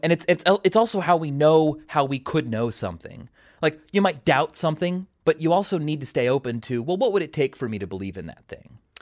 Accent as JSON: {"language": "English", "town": "Kansas City", "region": "Missouri", "country": "United States", "tie": "born or raised there", "said": "I'm from Kansas City"}